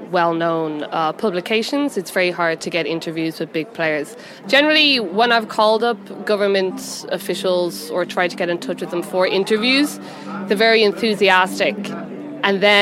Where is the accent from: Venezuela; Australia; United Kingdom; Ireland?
Ireland; moved away as an adult; now in Seoul, South Korea; I'm from Ireland, and here I am a magazine section editor with an English publication in Seoul.